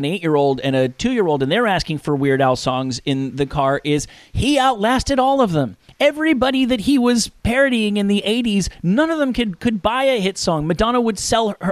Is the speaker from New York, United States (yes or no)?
yes; the New York area, United States; I grew up in the New York area